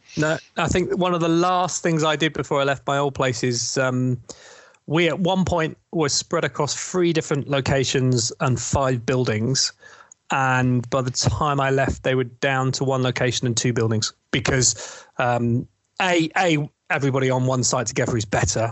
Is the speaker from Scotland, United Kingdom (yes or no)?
no; East Sussex, South East England, United Kingdom; also born or lived in London; now in north of England, United Kingdom; I'm actually from East Sussex